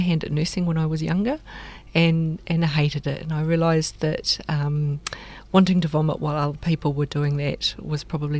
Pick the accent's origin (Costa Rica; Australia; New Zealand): New Zealand; Tokanui, Southland; I was born and raised fifth generation from Tokanui.